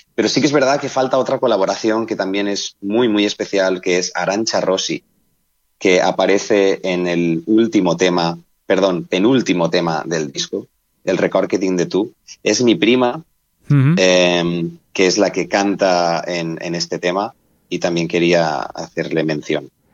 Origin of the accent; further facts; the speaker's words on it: Benissa, Valencian Community, Spain; mi pueblo, que es Benissa, provincia de Alicante